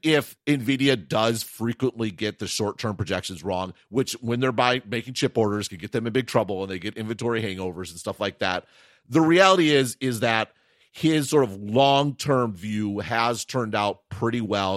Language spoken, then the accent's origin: English; Wisconsin, United States; accent: Wisconsin local dialect; I'm from Wisconsin.